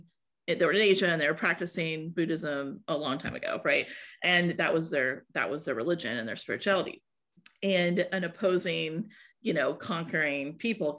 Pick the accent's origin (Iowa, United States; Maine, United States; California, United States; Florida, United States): Iowa, United States; I was born and raised in Iowa